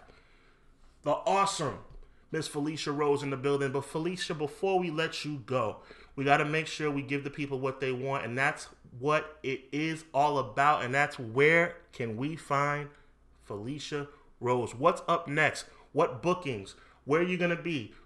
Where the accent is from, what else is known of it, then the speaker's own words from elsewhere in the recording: New York, United States; I'm from New York myself